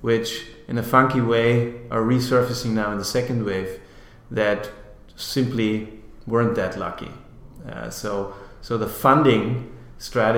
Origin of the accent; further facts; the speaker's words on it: Austria; moved away as an adult; I'm from Austria, as I said originally.